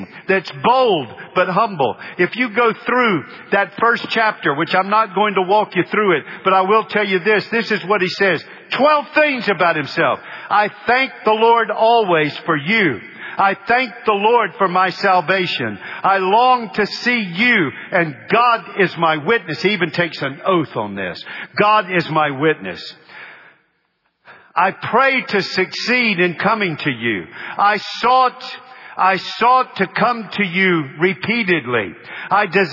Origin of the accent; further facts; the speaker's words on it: United States; I am not an American Christian. I am a Christian American